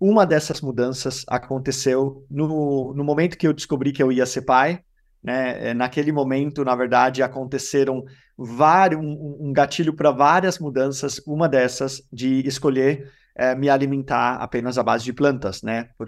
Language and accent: Portuguese; Denmark; now in Brazil; Eu moro no Brasil há 14 anos, eu sou dinamarquês brasileiro